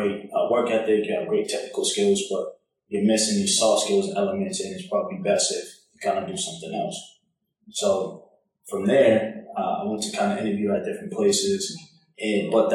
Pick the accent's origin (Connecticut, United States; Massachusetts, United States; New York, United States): Massachusetts, United States; Boston; accent: Boston; moved away as an adult; also born or lived in Atlanta, Georgia; I'm originally from Boston, if you can't tell by the accent. So grew up in the Northeast